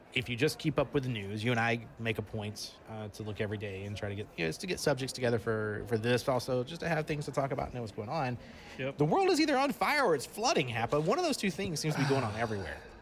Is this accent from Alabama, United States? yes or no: yes; Alabama, United States; I'm from Alabama